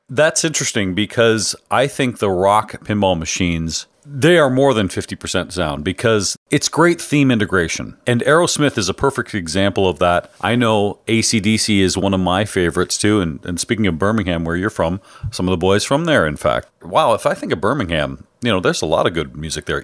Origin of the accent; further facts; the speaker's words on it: Canada; I'm Canadian